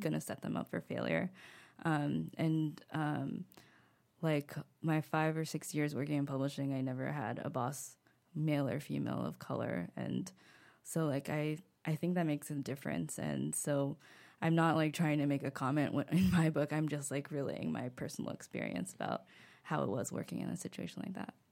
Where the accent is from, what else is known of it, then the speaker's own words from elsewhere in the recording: United States; accent: thick American; moved away as an adult; now in Paris, France; I was really self-conscious about my thick American accent